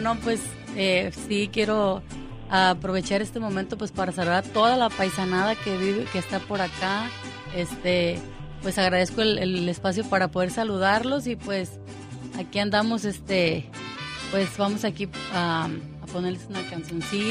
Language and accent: Spanish; Parácuaro, Michoacán, Mexico; now in Apatzingán, Mexico; Yo vivo en Apatzingán, soy nacida en Parácoro, Michoacán